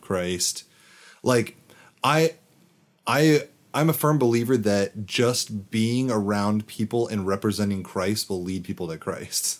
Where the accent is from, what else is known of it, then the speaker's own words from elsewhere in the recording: United States; I am obviously an American